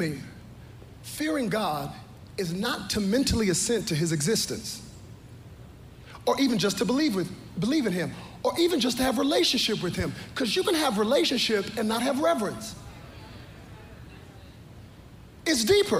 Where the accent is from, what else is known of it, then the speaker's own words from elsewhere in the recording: Texas, United States; I'm from Texas